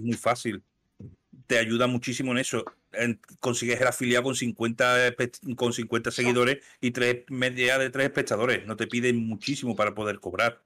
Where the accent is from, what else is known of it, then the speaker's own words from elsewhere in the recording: Seville, Andalusia, Spain; soy andaluz